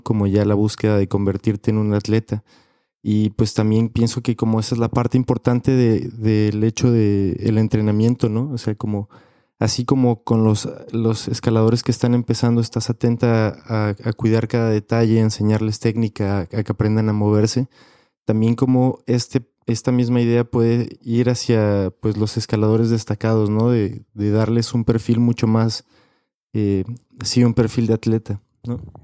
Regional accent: Mexico; Como escaladores mexicanos

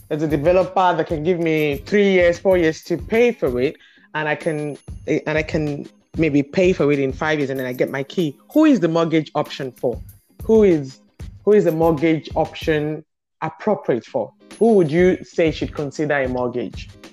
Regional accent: Nigeria; growing up in Nigeria

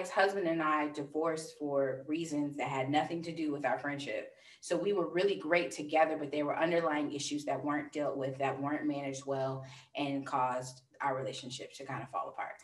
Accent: Virginia, United States; we're from Virginia

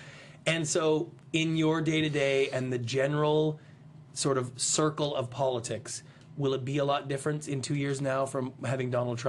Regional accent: Canada; now in United States; I'm a Canadian. I immigrated to this country. I'm in love with America. I always have been since I was 8 years old.

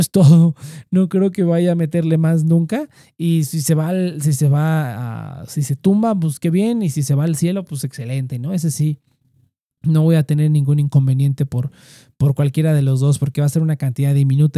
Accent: Mexico; como mexicanos

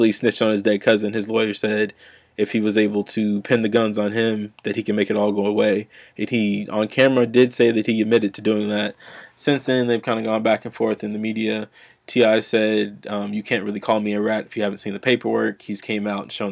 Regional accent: Nebraska, United States; I'm from Nebraska.

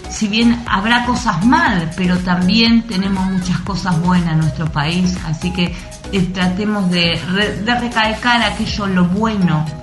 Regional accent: Argentina; cómo se extraña nuestra nación y a mí digan lo que me digan, eh, no hay como mi Argentina, realmente es algo maravilloso. Yo estuve un tiempo viviendo fuera del país junto con mi familia

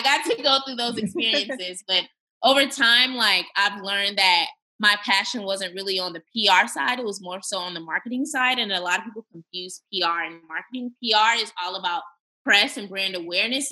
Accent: California, United States; moved away as an adult; now in Texas, United States; my home state of California

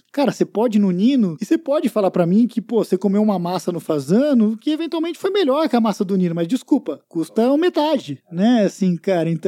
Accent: Rio de Janeiro, Brazil; Sou carioca, eu vou pro certeza. Rio

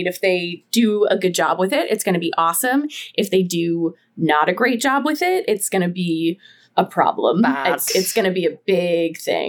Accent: Massachusetts, United States; now in New Hampshire, United States; So like I'm from New England. So like I grew up in Massachusetts. I live in New Hampshire now.

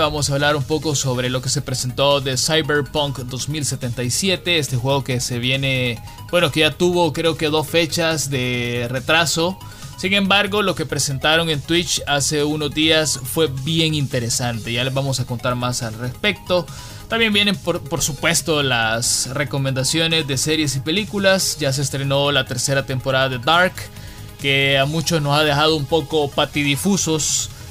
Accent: El Salvador; cómo somos los salvadoreños, fuertes y llegamos siempre a nuestros objetivos

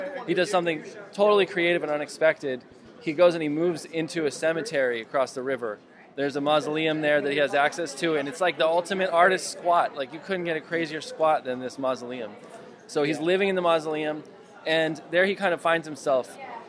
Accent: Colorado, United States; moved away; also born or lived in New York City; I'm from Colorado. I grew up in the Rockies, and I lived a long time in New York City.

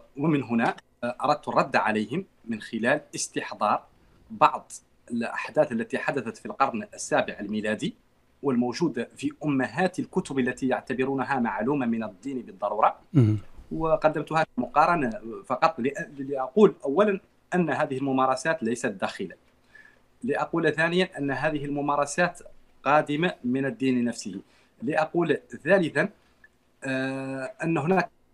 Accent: Mauritania; موريتاني الجنسيه من مواليد العام 83

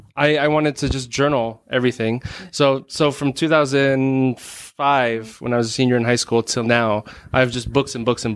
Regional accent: Arizona, United States; I was born and raised in Arizona.

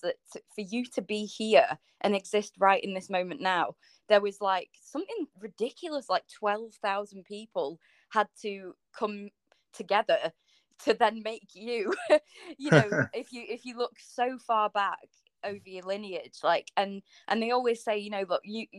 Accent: North West England, United Kingdom; I was born in the Northwest

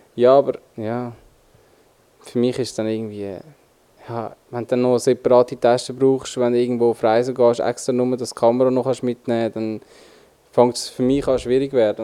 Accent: Switzerland; accent: Swiss German; bei uns in der Schweiz

